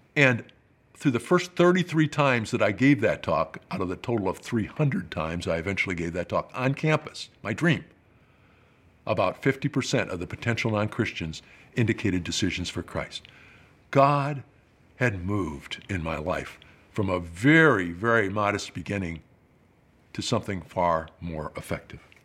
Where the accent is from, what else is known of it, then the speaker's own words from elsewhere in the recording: Rockford, Illinois, United States; moved away as an adult; That's my hometown